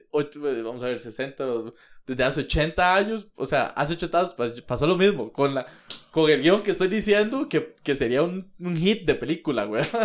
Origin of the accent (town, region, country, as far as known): Costa Rica